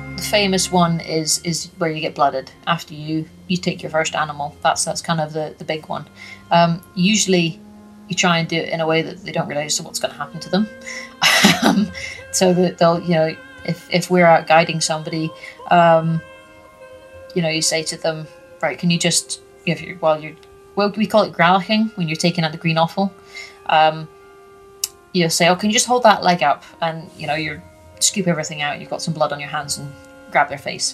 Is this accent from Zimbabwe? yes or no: no; Orkney, Scotland, United Kingdom; moved away; also born or lived in North Highlands; I grew up on Orkney, Ninemouth, North Coast. I moved down to the, to the North Highlands